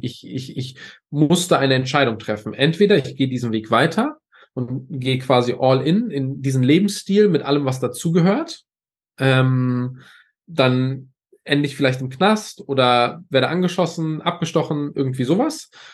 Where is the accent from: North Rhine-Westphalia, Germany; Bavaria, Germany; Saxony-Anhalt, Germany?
Saxony-Anhalt, Germany; a small village near Bitterfeld; ich bin in Ostdeutschland geboren, in einem ganz, ganz kleinen Dorf ähm, neben Bitterfeld